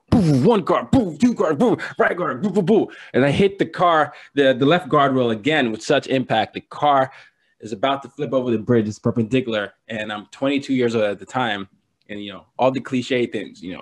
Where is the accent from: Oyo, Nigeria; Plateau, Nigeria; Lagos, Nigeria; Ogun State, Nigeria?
Lagos, Nigeria; now in New York City, United States; It reminded me of my my hometown of Lagos.